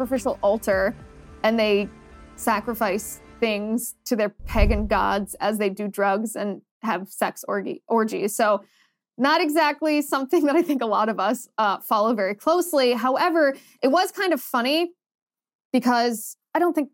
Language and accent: English; Midwest, United States; I'm from the Midwest.